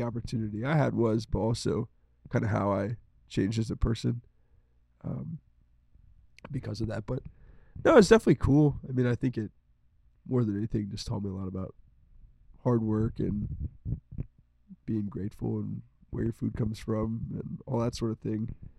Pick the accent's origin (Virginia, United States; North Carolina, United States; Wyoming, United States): Virginia, United States; Rappahannock County; We're from Rappahannock County and we went to Rappahannock County High School.